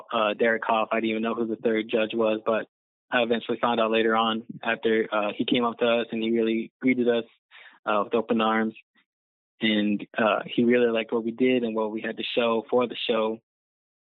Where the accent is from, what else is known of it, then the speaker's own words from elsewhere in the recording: Lehi, Arizona, United States; I was a teen at the Boys and Girls Club over here in Lehigh, where I'm from